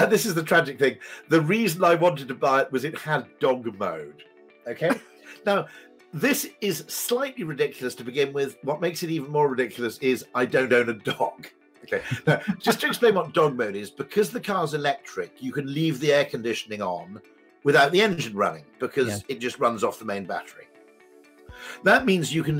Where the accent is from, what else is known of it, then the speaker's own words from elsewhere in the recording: United Kingdom; I'm a Brit